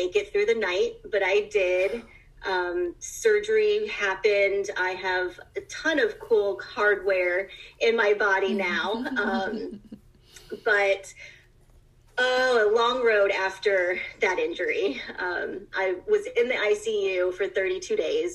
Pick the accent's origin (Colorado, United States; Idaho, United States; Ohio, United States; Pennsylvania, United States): Ohio, United States; also born or lived in Cleveland, Ohio; I was born and raised in Ohio, have moved up to Cleveland in my adult life